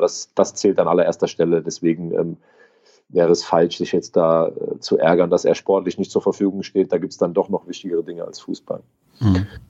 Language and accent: German; Gückingen, Rhineland-Palatinate, Germany; in meiner Heimat in Gückingen